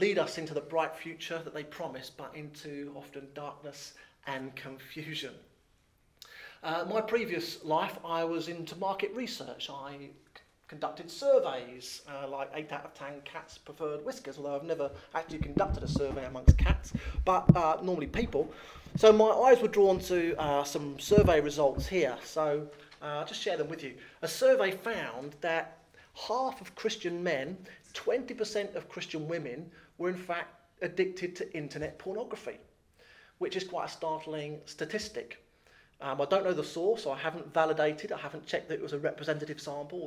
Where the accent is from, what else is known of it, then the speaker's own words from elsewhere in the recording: Thames Estuary, England, United Kingdom; I was born in the Thames Estuary, or grew up in the Thames Estuary, so it's been very hard to gain a posh accent.